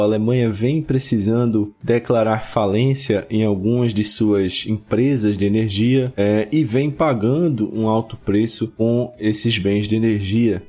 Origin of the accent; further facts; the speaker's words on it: Brazil; nós brasileiros